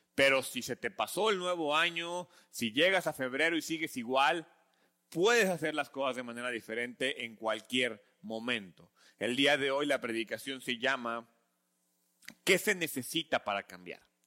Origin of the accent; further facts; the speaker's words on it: Mexico; como buenos mexicanos